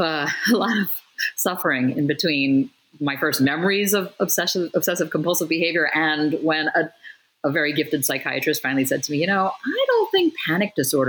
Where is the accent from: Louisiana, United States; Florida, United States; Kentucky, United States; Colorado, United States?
Florida, United States; Hollywood; So I grew up in South Florida, in a town called Hollywood.